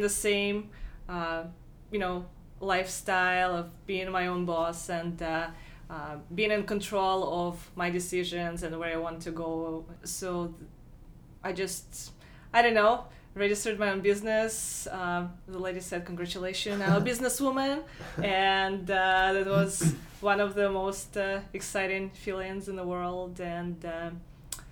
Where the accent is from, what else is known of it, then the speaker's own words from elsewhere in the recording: Penza, Penza Oblast, Russia; English is a second language; moved away as an adult; now in Buffalo, United States; my hometown called Penza